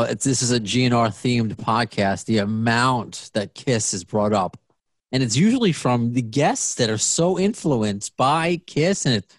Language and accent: English; United States; they're all gray here in America, as far as at least I've grown up with.